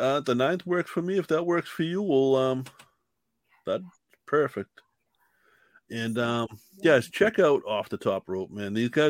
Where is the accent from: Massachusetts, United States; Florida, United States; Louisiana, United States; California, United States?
Massachusetts, United States; Boston; That's why people doubt I'm from Southie.